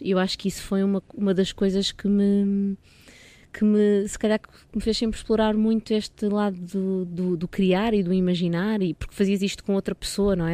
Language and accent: Portuguese; Dona Maria, Caneças area, near Lisbon, Portugal; eu nasci em Lisboa, mas, eh, mas vim só nascer a Lisboa, porque vivi sempre em Dona Maria, numa aldeia ali no Conselho de Canessas.